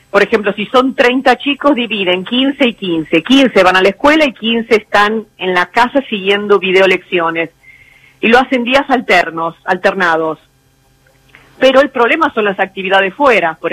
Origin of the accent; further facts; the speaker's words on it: San Martín, Buenos Aires Province, Argentina; Yo soy de Buenos Aires, nací en San de Buenos Aires, de San Martín.